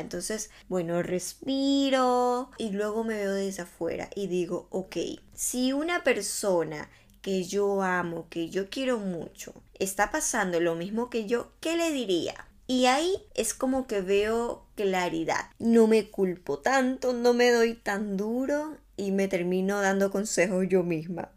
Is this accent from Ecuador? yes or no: yes; Ecuador; now in Barcelona, Spain; yo vivo en España hace algún tiempo, soy de Ecuador y bueno, volví a mi país de vacaciones después de tres años.